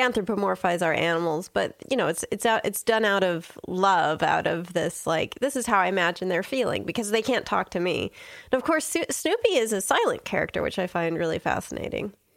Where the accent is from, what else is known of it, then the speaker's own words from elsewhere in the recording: Southern California, United States; growing up in Southern California